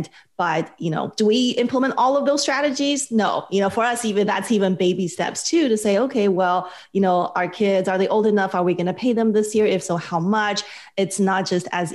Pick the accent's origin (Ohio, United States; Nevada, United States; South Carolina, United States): Nevada, United States; Las Vegas; now in California, United States; I'm from Las Vegas originally.